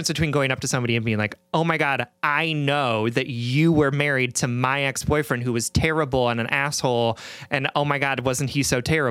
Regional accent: Midwest, United States; I'm a Midwesterner.

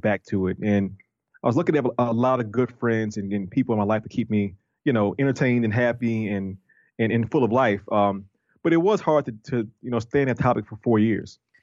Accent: New Orleans, Louisiana, United States; I'm from New Orleans, and New Orleans is a tourist city.

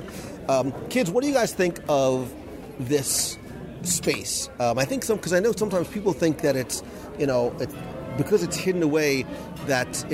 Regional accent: Northeast, United States; moved away as an adult; also born or lived in New Jersey / Brooklyn; we're Italian from the Northeast

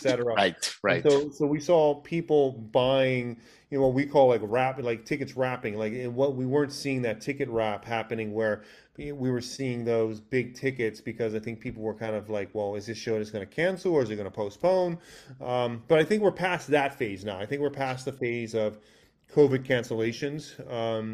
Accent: Hawaii, United States; moved away; growing up in Hawaii

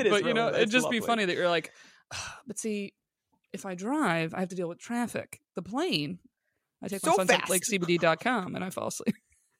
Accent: Binghamton, New York, United States; born or raised there; now in Los Angeles, United States

